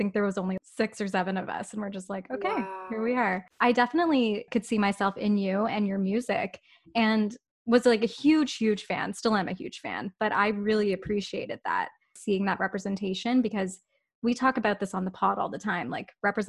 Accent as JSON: {"language": "English", "town": "Whitby", "region": "Ontario", "country": "Canada", "tie": "born or raised there", "said": "Growing up in Whitby, Ontario"}